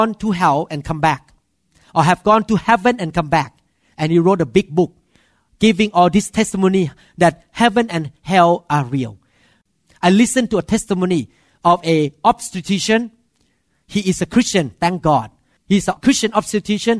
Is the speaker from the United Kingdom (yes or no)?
no; Thailand; moved away; as a Thai man, I grew up in Thailand